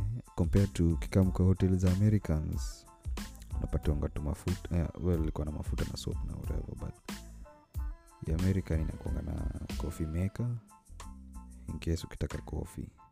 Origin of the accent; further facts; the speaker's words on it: Kenya; mi ni mkenya